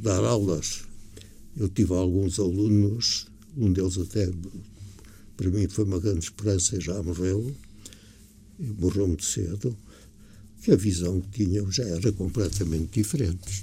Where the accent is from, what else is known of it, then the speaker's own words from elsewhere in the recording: Portugal; não me senti orgulhoso como português